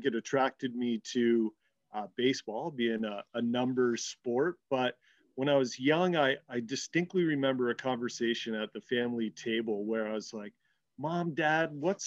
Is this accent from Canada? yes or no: yes; Hamilton, Ontario, Canada; a rite of passage growing up in the Steel City to kind of work